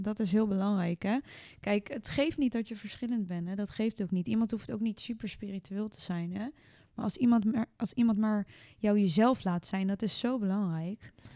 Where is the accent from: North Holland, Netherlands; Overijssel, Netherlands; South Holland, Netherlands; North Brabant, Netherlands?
South Holland, Netherlands; The Hague; ik kom uit Den Haag